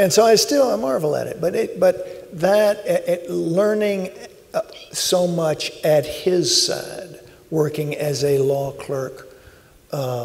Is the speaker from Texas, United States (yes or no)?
no; Alabama, United States; I grew up in Alabama